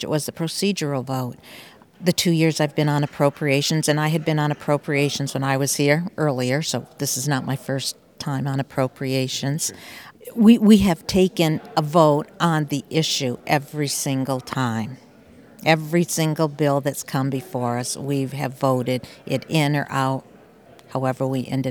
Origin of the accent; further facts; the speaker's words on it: West Rutland, Vermont, United States; I grew up in West Rutland